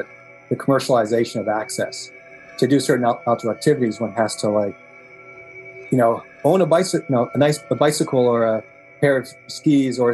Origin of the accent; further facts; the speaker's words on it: Inverness County, Cape Breton Island, Nova Scotia, Canada; now in Toronto, Canada; I grew up in the headwaters on a little farm on the banks of the river